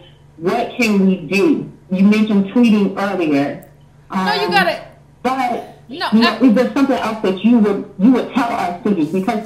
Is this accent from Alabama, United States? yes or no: no; Compton, California, United States; I lived in, I grew up in Compton, California, and it's changed quite a bit.